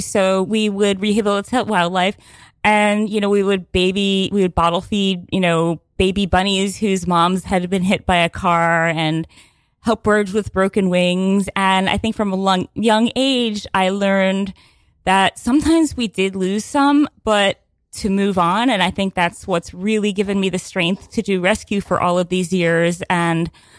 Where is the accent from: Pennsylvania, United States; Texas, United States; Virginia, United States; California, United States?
Pennsylvania, United States; Well, I grew up like in Pennsylvania, and I was obsessed with horses as a child